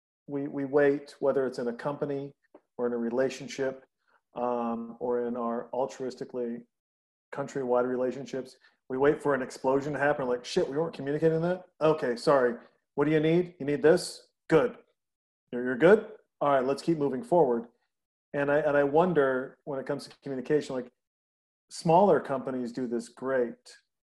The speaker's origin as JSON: {"language": "English", "region": "rural Northwest Montana", "country": "United States", "tie": "born or raised there", "said": "I grew up in Montana. You didn't see a Porsche or a Lamborghini. I mean, rural Northwest Montana"}